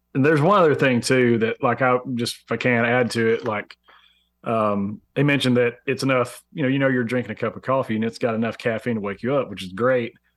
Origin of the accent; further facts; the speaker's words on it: Alabama, United States; we're notorious in Alabama for, you know, having pretty bad roads